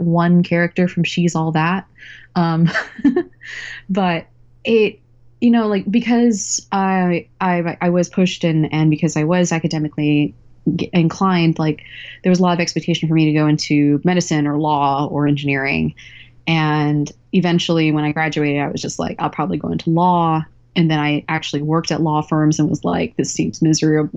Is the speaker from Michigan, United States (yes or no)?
no; Texas, United States; I grew up in Texas